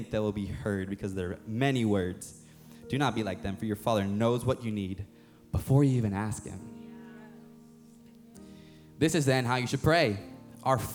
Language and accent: English; the Bible Belt, United States; growing up, when I was young, growing up in the Bible Belt, I was playing for this rec football team, Sharpsburg Stallions